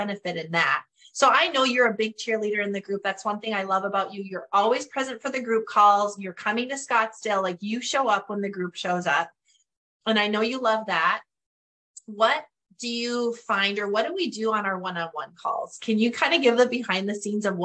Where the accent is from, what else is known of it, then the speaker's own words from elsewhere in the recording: Northern Canada, Canada; accent: Northern Canadian; moved away; I will probably forever have my Northern Canadian accent